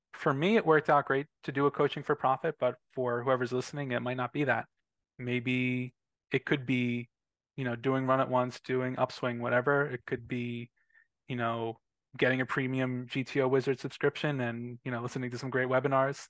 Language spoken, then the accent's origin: English; Philadelphia, Pennsylvania, United States; I'm from Philadelphia